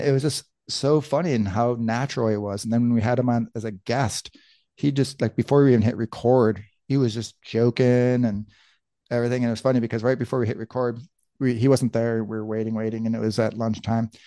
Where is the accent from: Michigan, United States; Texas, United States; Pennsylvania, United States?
Michigan, United States; moved away as an adult; also born or lived in Tucson, Arizona; we grew up in Michigan